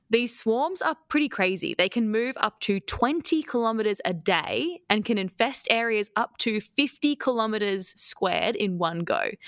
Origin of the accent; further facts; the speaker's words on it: Queensland, Australia; I'm from Queensland